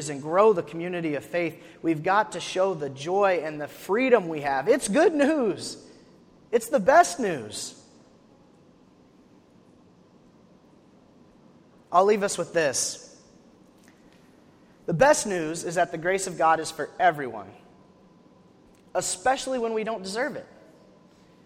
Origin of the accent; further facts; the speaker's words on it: Wyoming, United States; now in Tennessee, United States; I'm from Wyoming, which is not in the south.